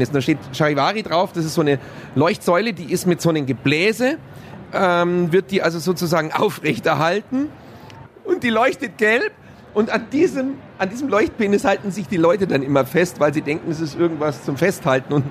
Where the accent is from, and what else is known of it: Bavaria, Germany